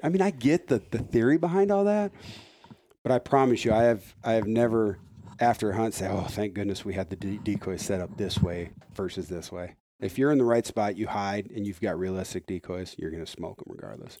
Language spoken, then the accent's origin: English; Iowa, United States; I'm from Iowa